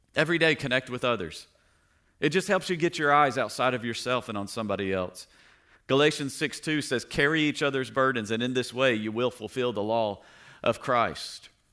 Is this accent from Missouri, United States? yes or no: no; Tennessee, United States; moved away; I grew up in Tennessee